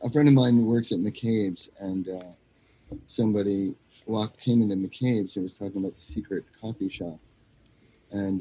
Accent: United States; I was American, I am an American

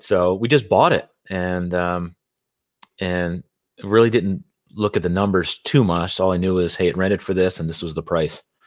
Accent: Philadelphia, Pennsylvania, United States; moved away as an adult; now in Carlsbad, United States; born and raised in Philadelphia

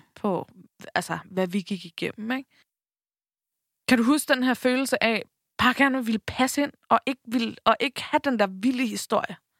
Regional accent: Bornholm, Capital Region of Denmark, Denmark; moved away; also born or lived in Copenhagen; tog vi hjem til Bornholm, ikke? Jeg boede i København på det her tidspunkt, vi tog hjem til Bornholm

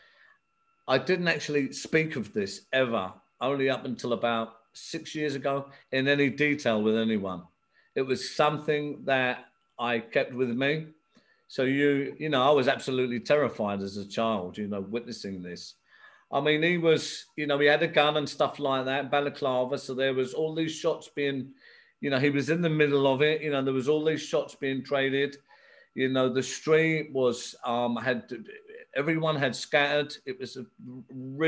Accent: England, United Kingdom; also born or lived in Belfast, Northern Ireland; I was actually born here in England, but I went to Belfast as a young child, 6 months old. I stayed there till I was nine. So I went through the civil war there. I've seen a lot of traumatic things there, early 70s when it was really hitting it. I come back to England.

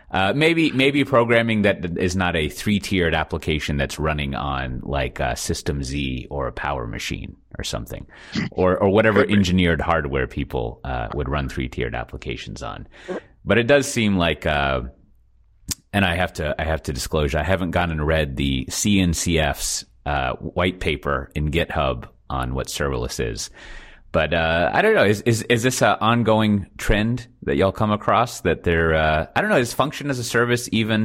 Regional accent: Austin, Texas, United States; moved away as an adult; now in Amsterdam, Netherlands; I'm from Austin

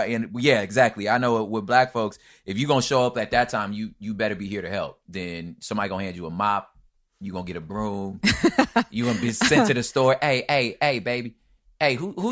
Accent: California, United States; I'm from Cali, so this is very West Coast and with some Southern roots, but we are not a Southern family.

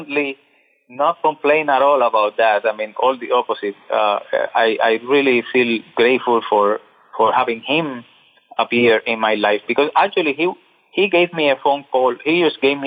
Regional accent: Cuba; I'm from Cuba

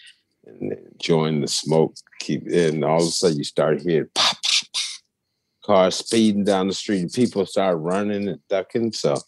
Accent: Gary, Indiana, United States; my parents aren't from there, but we're first generation from Gary.

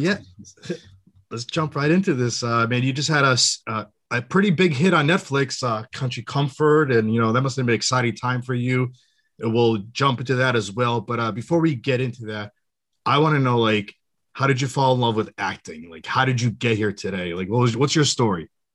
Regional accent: Western Massachusetts, United States; I'm from Massachusetts

